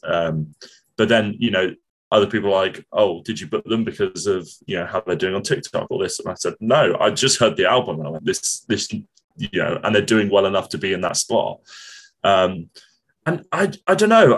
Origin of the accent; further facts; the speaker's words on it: Portsmouth, South East England, United Kingdom; moved away as an adult; now in Cardiff, United Kingdom; when I was a kid, I grew up in Portsmouth